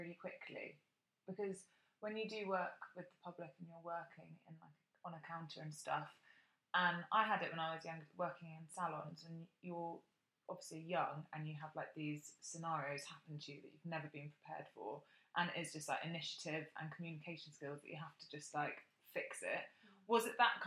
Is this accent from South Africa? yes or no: no; Bath, South West England, United Kingdom; when I was growing up in Bath